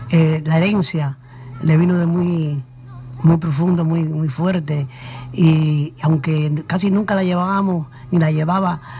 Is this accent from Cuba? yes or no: yes; Cuba; moved away; Nací en Cuba hace algunos años ya, pues, y desde Cuba, pues, salí también